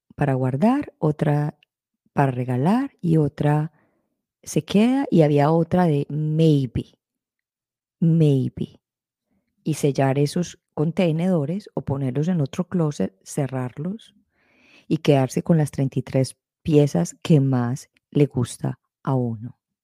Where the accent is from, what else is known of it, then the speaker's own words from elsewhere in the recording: Colombia; creciendo en la sociedad en que yo me crecí, en Colombia